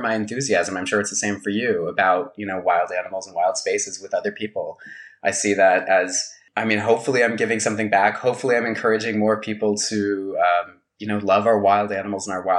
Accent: Albuquerque, New Mexico, United States; now in California, United States; I grew up in Albuquerque, New Mexico, which is in the Southern Rockies.

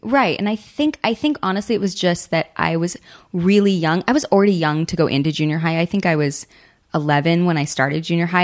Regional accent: Southern California, United States; also born or lived in Hawaii; I grew up in Southern California and I'm used to dry air and stuff

